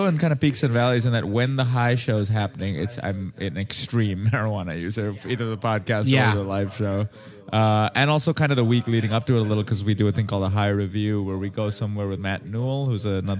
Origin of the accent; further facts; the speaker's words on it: Mumbai, Maharashtra, India; moved away as an adult; now in Los Angeles, United States; So I grew up in Mumbai in India. Came out to LA for.